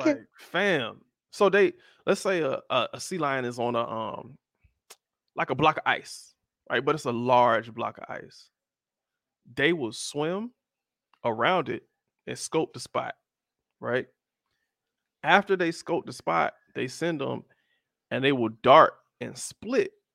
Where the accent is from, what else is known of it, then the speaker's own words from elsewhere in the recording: South Florida, United States; I'm from South Florida, and I am of the darker hue